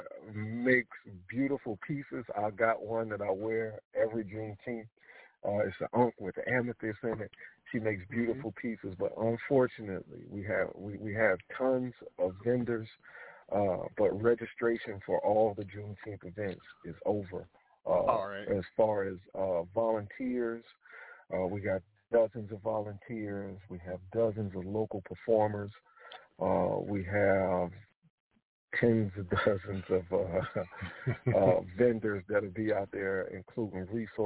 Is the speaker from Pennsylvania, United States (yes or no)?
yes; Philadelphia, Pennsylvania, United States; now in South Carolina, United States; my grandfather was from Winnsboro, South Carolina, even though I was born in Philadelphia and moved down back down here to South Carolina